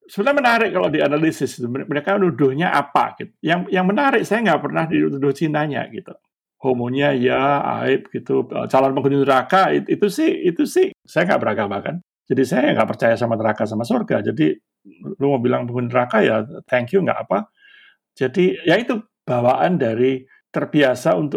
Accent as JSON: {"language": "Indonesian", "town": "Surabaya", "region": "East Java", "country": "Indonesia", "said": "Ngapain aku orang Surabaya dilaporin di Serang?"}